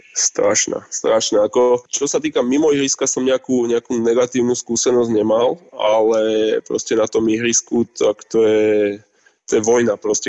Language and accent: Slovak; Trenčín, Trenčín Region, Slovakia; moved away as an adult; also born or lived in Russia; vyrastal som v Trenčine